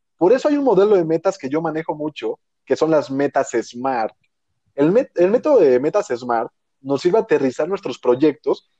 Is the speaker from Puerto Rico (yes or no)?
no; Mexico